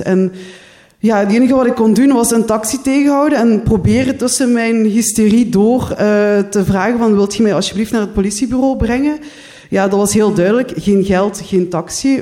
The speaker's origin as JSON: {"language": "Dutch", "area": "Limburg", "region": "Flanders", "country": "Belgium", "also_born_or_lived": "Ghent", "moved": "as an adult", "lives_now": "Brussels, Belgium", "said": "Jullie horen het al, ik ben niet afkomstig uit Brussel, ik ben uit Limburg"}